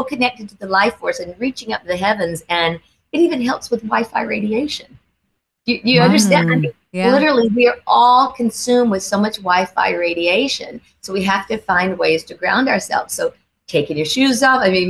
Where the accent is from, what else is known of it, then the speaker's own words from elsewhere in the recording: the South, United States; I grew up in the South, so I have a huge faith in God